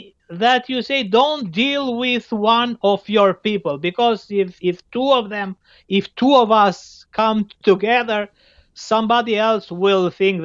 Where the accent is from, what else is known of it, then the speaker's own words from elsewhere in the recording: Albania; now in Belgium; I'm from Albania?